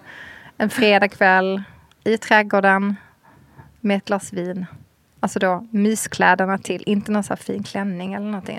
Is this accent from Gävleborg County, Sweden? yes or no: no; Skåne, Sweden; som halvdansk skåning